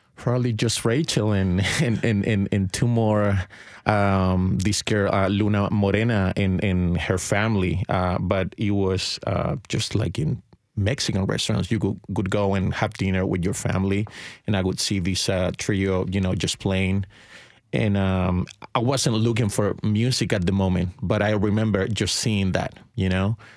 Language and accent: English; Chile; now in Nashville, United States; I'm from Chile, and I, and I moved to the States in two thousand five